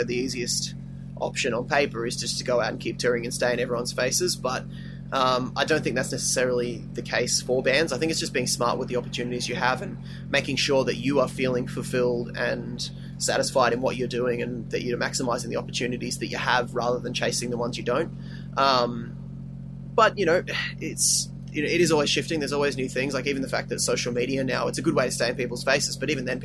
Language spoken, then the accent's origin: English; Australia; as an Australian band